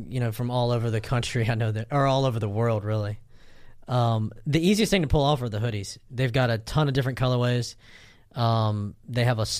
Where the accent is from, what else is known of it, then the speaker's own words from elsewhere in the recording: Southeast Texas, United States; I'm from Southeast Texas.